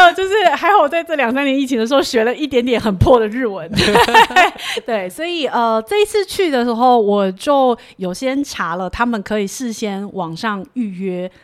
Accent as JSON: {"language": "Chinese", "country": "Taiwan", "said": "然后就是说啊你是台湾来的"}